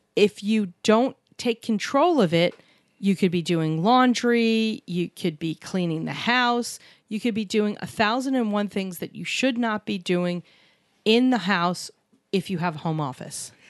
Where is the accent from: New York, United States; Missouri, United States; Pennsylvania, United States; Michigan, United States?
New York, United States; New York City; where we grew up in New York City, a lot of doctors